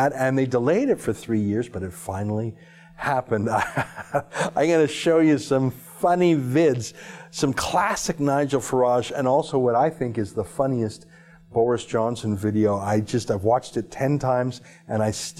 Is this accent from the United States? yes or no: no; Canada; I'm a Canadian with few ties to the United Kingdom